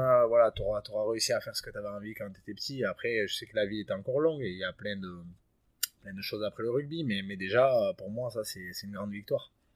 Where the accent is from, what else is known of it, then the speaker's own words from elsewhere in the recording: Bayonne, Nouvelle-Aquitaine, France; moved away as an adult; also born or lived in Perpignan; je suis né à Bayonne et, j'ai plutôt évolué dans le Sud-Ouest